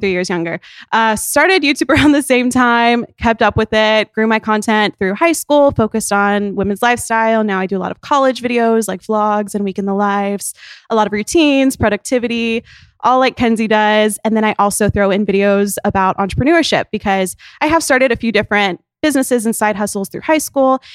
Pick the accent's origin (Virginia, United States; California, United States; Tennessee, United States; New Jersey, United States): Tennessee, United States; now in Nashville, United States; Her hometown is, like, twenty minutes from my hometown